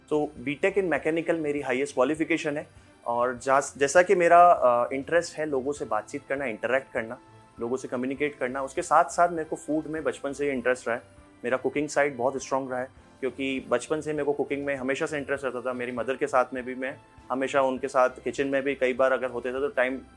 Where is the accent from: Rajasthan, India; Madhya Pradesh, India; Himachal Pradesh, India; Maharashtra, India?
Rajasthan, India; Chittorgarh; hello नमस्कार … और मैं चित्तौड़गढ़ का रहने वाला हूँ चित्तौड़गढ़ में ही मेरा एक कैफ़े और रेस्टोरेंट है